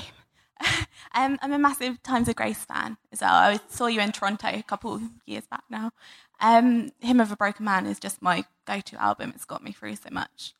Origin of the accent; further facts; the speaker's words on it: Preston, North West England, United Kingdom; I'm from Preston.